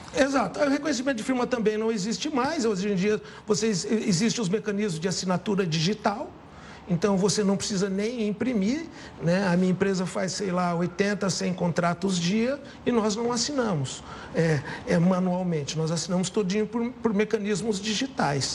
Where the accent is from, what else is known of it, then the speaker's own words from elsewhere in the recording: São José do Rio Preto, São Paulo, Brazil; eu sou de São José do Rio Preto